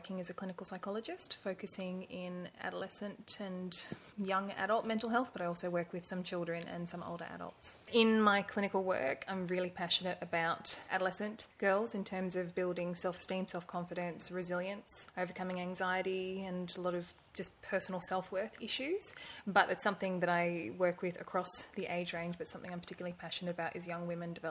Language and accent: English; Brisbane, Queensland, Australia; also born or lived in Indonesia; now in Gold Coast, Australia; So I am originally from Brisbane, but in the late 90s, my family moved overseas and I spent my adolescence living in Indonesia